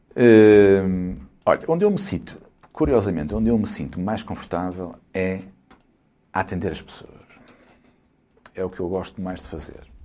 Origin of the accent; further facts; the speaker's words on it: Guimarães, Norte, Portugal; Foi onde eu nasci